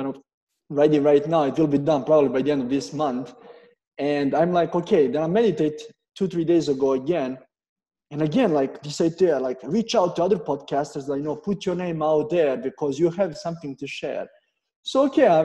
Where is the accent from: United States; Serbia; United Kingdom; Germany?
Serbia; moved away as an adult; also born or lived in Canada; I'm coming from Serbia